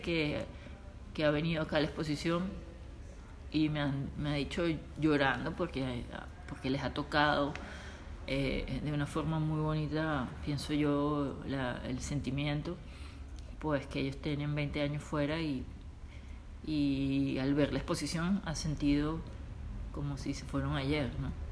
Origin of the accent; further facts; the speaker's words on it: Venezuela; also born or lived in Italy; now in United States; soy venezolana, soy italiana, pero vivo en los Estados Unidos, pero estoy ahora en Europa